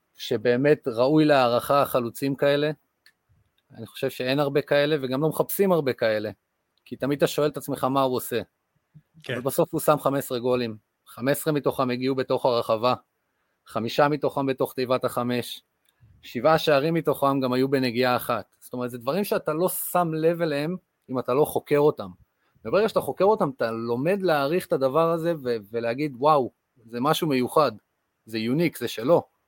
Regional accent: Kibbutz Amir, Northern District, Israel; נולדתי לאבא אנגלי ואימא מישראל. אה, גדלתי בקיבוץ אמיר

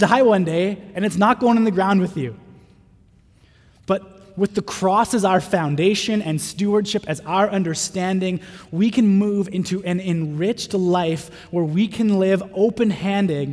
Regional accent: North Vancouver, British Columbia, Canada; I grew up in North

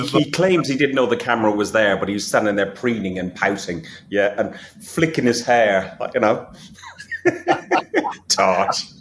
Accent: Athlone, Westmeath, Ireland; went to football in my hometown in Ireland, Athlone

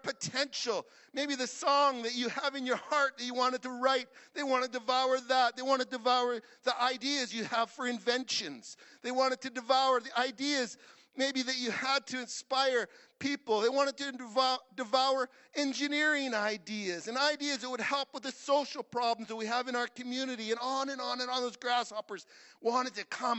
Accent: Saskatchewan, Canada; I'm from Saskatchewan

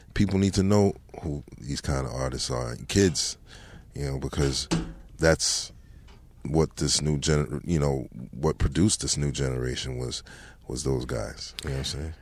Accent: Mount Vernon, New York, United States; also born or lived in Bronx, New York; moved from the Bronx when I was about seven, eight years old, and, you know, lived in Mount Vernon ever since then

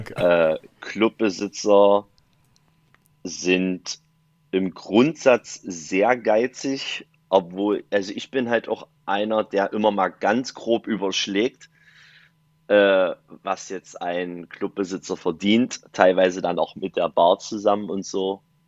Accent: Dessau, Saxony-Anhalt, Germany; now in Viersen, Germany; komme aus Viersen, gebürtig aus Dessau.

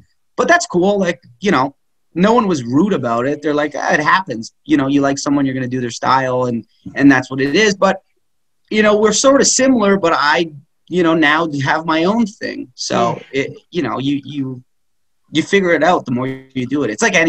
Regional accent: Philadelphia, Pennsylvania, United States; Oh, where are you from? Philly.

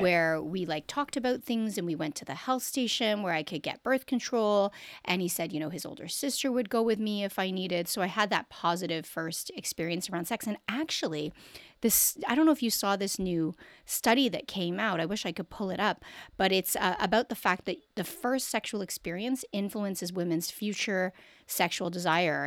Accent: Canada; I'm born and raised in Canada.

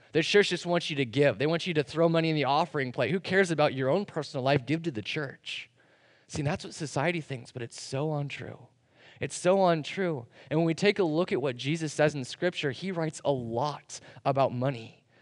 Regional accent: United States

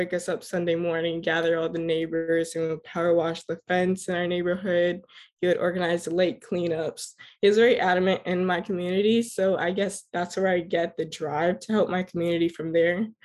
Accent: Miramar, Florida, United States; Um, I was born and raised in Miramar, Florida, to two fabulous and hardworking Grenadian parents. My upbringing was surrounded by Caribbean culture because of my parents.

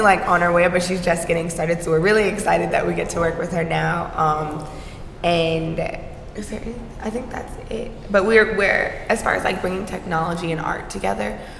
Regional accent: Atlanta, Georgia, United States; I'm from Atlanta. My mom's side is from Atlanta

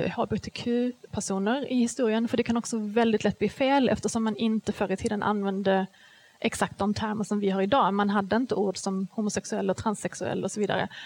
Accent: Skåne, Sweden; jag kommer ju från Skåne

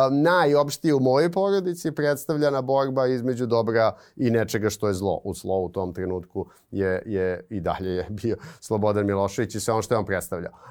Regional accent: Belgrade, Serbia; odrastanje na Karaburbi 90-ih

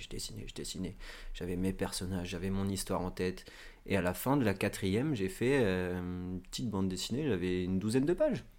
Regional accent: Normandy, France; je suis originaire de Normandie

